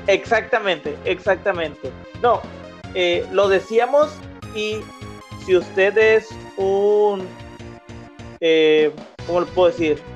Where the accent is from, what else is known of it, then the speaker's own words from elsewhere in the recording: Monterrey, Nuevo León, Mexico; Yo tengo, como regiomontano